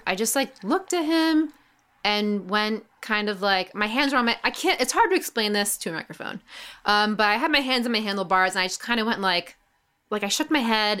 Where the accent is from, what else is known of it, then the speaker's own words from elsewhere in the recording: New York, United States; Because I'm getting pretty good at being a New Yorker now, even though I've lived here all my life.